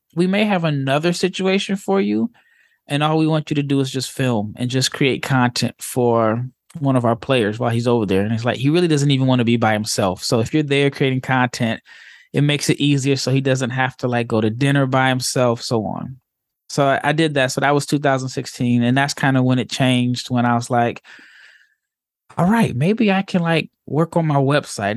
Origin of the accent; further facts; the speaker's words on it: Omaha, Nebraska, United States; I grew up in Omaha, Nebraska